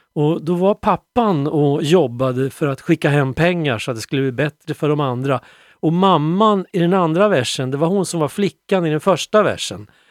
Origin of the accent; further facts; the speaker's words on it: Sweden; also born or lived in Rwanda; tänker jag som svensk